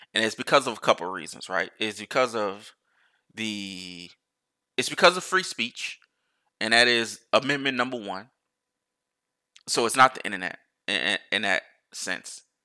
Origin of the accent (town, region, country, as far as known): United States